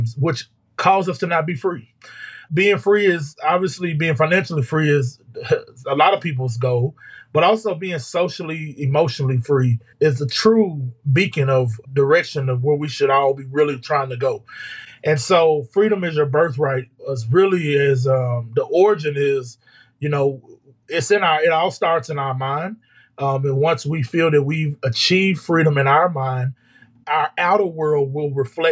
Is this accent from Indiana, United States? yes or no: no; Arkansas, United States; my hometown